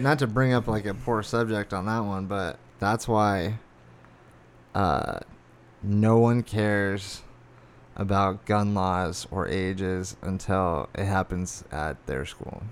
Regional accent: Arizona, United States; I was born and raised in Arizona.

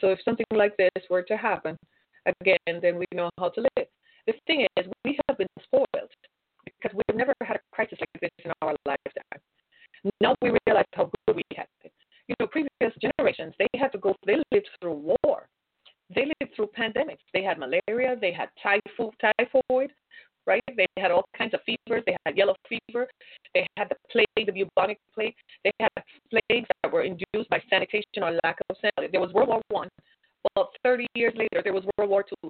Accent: United States; We're American

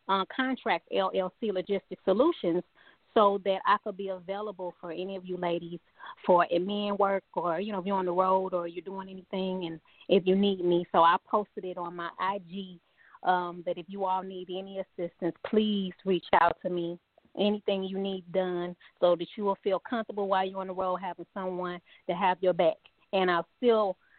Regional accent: St. Louis, Missouri, United States; I'm from St. Louis, Missouri.

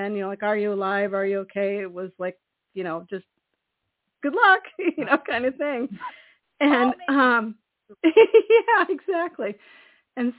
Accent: California, United States; now in Maine, United States; I'm from bigger places than Maine. I'm from California

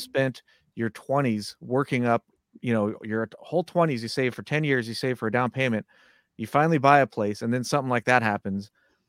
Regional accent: Southern California, United States; now in Santa Rosa, United States; Originally from Southern California, although now I live in Northern California.

